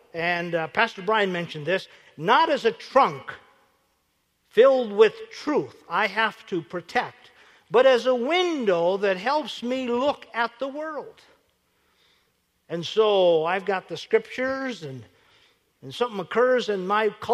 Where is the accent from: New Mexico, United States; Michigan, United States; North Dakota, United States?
North Dakota, United States; Williston; I grew up in Williston, North Dakota, so my idea of a great time was to get 50 cents and go into Williston, 18 miles away